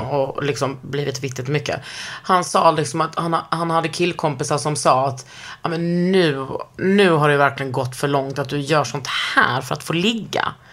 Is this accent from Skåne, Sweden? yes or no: yes; Lund, Skåne, Sweden; born or raised there